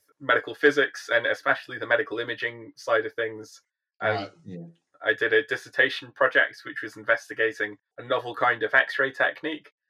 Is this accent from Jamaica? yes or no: no; Welsh, Wales, United Kingdom; moved away as an adult; also born or lived in London; now in Newcastle, United Kingdom; I'm a Welsh Iraqi